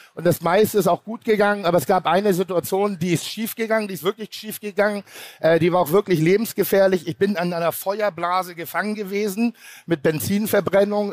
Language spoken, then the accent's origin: German; Pinneberg, Schleswig-Holstein, Germany; ich komme aus Pinneberg, das ist ein schöner Vorort von Hamburg